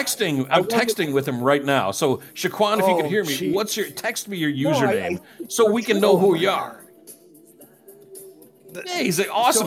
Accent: Detroit, Michigan, United States; we're a beautiful people, you know, up in the Detroit area people, you know. We're full of love.

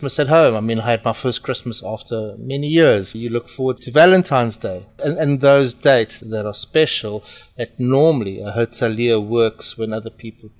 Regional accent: South Africa; accent: South African; moved away as an adult; also born or lived in Portugal; now in United Kingdom; I am Portuguese. My funny accent is from South Africa, and I was born in South Africa and I grew up in South Africa

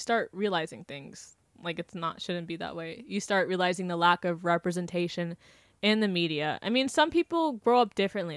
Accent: Wellington, Florida, United States; I grew up in Wellington

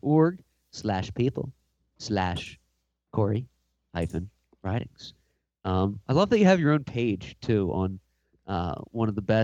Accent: New Jersey, United States; now in California, United States; we're from the East Coast, so we call it down the shore. That's the beach.

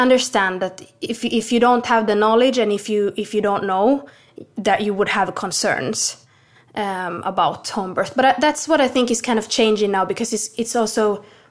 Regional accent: Finland; now in Sweden; I'm born and raised in Finland

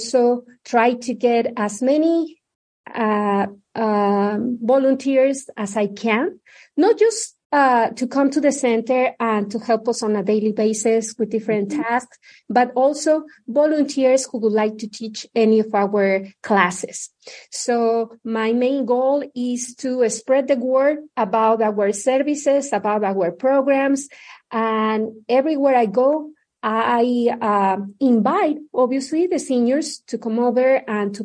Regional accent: Mexico City, Mexico; moved away as an adult; also born or lived in Indiana; now in Omaha, United States; I was born and raised in Mexico City

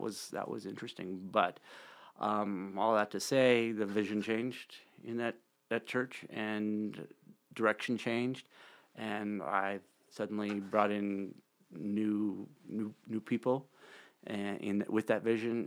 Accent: Bozeman, Montana, United States; also born or lived in Red Lodge; now in Billings, United States; I grew up in Bozeman.

